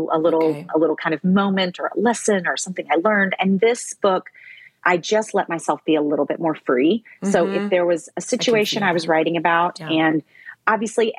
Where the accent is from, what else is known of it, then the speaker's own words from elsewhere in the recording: the Bible Belt, United States; now in New York City, United States; I grew up in the Bible Belt, but I live in New York City now.